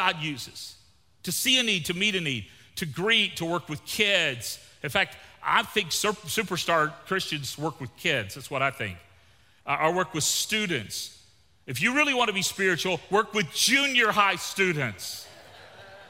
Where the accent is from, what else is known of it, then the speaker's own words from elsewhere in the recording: Gulf Coast of Florida, United States; moved away; also born or lived in Victoria, Texas; I grew up on the Gulf Coast of Florida.